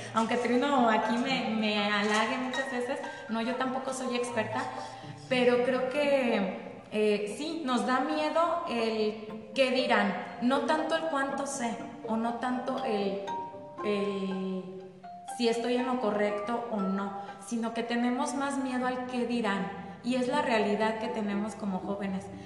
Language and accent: Spanish; Jiquilpan, Michoacán, Mexico; aquí de Jiquilpan también